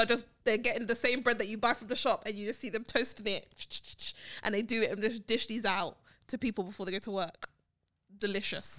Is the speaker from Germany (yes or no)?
no; London, United Kingdom; moved away; Brixton, where I grew up in South London